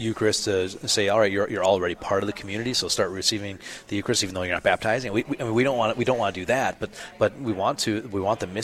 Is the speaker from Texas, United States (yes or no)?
no; Minnesota, United States; as a Minnesotan